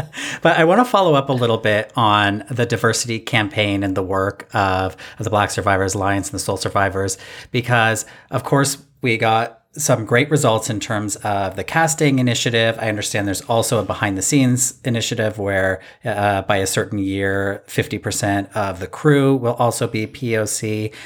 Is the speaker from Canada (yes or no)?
yes; Canada; from my hometown here